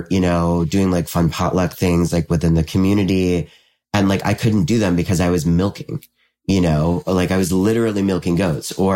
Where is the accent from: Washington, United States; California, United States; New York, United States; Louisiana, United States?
New York, United States; just south of Albany, upstate; I'm from around Albany. I'm from just south of Albany in upstate New York